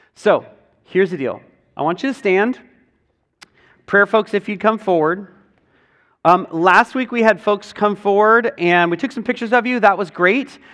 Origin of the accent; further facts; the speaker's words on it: United States; as Western American people